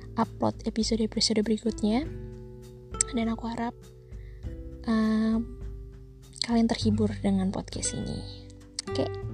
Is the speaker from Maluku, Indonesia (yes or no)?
yes; Ambon, Maluku, Indonesia; aku tinggal di Ambon dan aku asli orang Ambon